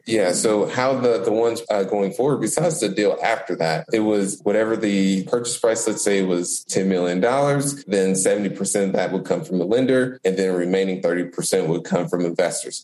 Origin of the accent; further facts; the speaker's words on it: Indianapolis, Indiana, United States; I was born and raised in Indianapolis